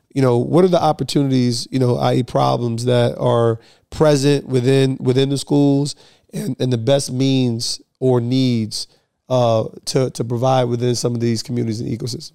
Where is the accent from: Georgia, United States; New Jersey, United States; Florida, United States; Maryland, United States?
New Jersey, United States; I'm from Jersey